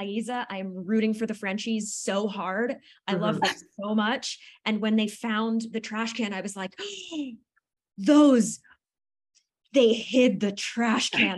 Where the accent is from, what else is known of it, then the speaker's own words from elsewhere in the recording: New Jersey, United States; Also born and raised in New Jersey